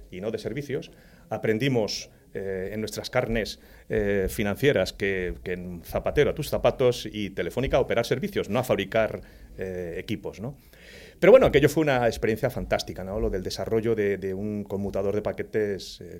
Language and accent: Spanish; Torredonjimeno, Andalusia, Spain; Pues en un pueblecito de la provincia de Jaén donde se cría buen aceite. Por cierto, ha dado muchos cisos a la humanidad esa, esa comarca.